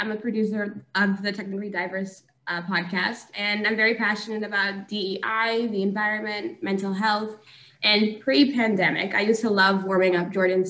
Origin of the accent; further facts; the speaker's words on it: Grenada; I'm a child of Jamaican parents. I grew up in Grenada.